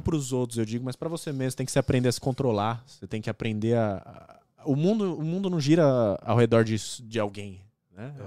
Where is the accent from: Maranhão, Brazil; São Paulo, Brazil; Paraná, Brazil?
São Paulo, Brazil; São Caetano do Sul; moved away as an adult; also born or lived in Pirituba, São Paulo; now in Toronto, Canada; Eu fui morar em São Caetano com meus é. avós e tal, com a minha mãe. Aí cresci lá